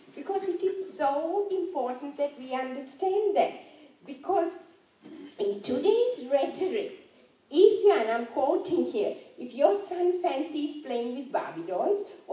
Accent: Sri Lanka; moved away; I grew up in Sri Lanka

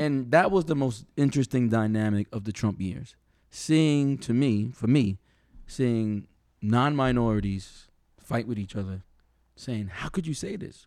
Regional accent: New York, United States; I'm from New York, I'm from some bad areas

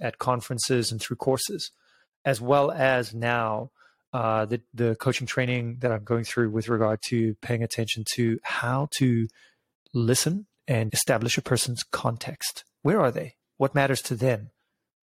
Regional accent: South Africa; moved away as an adult; also born or lived in United Kingdom; I'm originally from South Africa, moved to the UK when I was 20

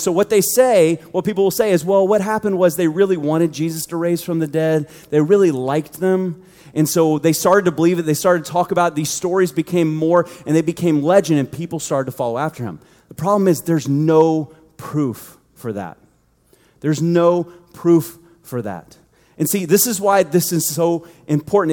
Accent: United States; we grew up in the United States

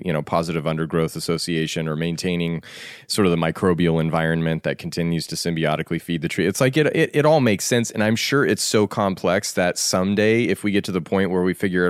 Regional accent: Colorado, United States; I grew up in Colorado

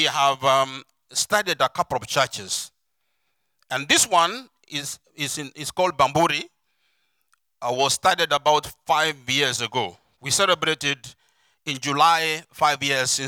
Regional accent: Kenya; I come from Kenya, obviously Africa

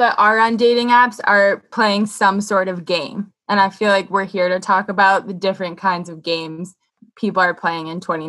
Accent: Massachusetts, United States; now in New York City, United States; I'm from little Massachusetts, and That's as cool as it gets, folks. I live in a town with one stoplight

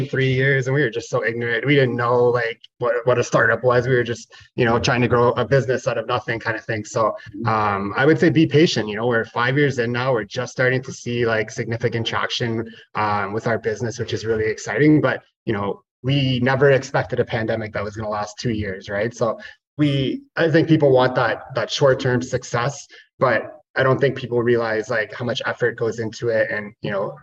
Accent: Ottawa, Ontario, Canada; I grew up in Ottawa

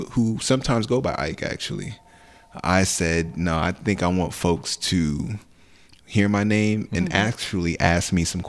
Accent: Nigeria; also born or lived in Newark, New Jersey; now in New Jersey, United States; I'm Nigerian. I'm Igbo, as a matter of fact.

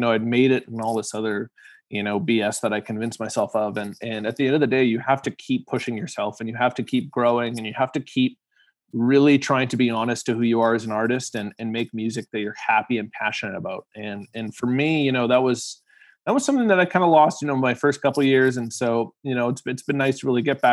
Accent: Winnipeg, Manitoba, Canada; we were in my hometown, obviously, Winnipeg.

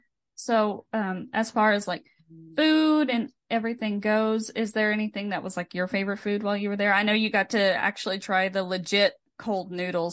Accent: United States; being an American

